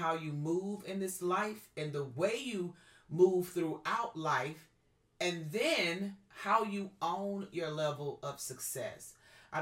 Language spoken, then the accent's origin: English; the South, United States; I was raised in the South.